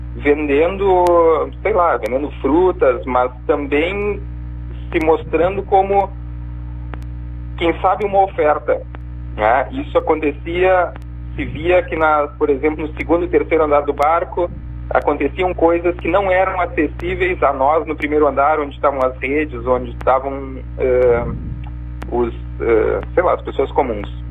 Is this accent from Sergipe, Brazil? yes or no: no; Pelotas, Rio Grande do Sul, Brazil; also born or lived in Marajó Island; eu sou pelotense, morei um tempo na ilha de Marajó